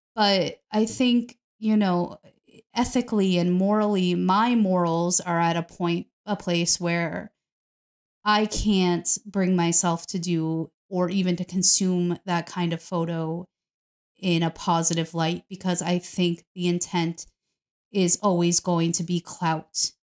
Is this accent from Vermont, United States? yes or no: no; New York, United States; I'm from New York